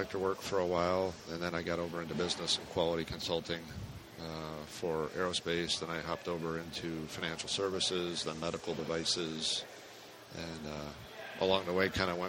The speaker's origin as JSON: {"language": "English", "area": "Finger Lakes", "region": "New York", "country": "United States", "tie": "born or raised there", "also_born_or_lived": "Charlotte, North Carolina", "moved": "yes", "lives_now": "Lowell, United States", "said": "I grew up over in the Finger Lakes part of New York"}